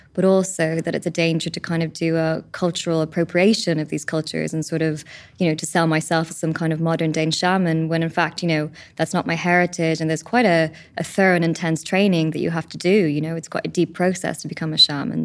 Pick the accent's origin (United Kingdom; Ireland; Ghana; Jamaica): Ireland; as an Irish country, we have our own spirituality.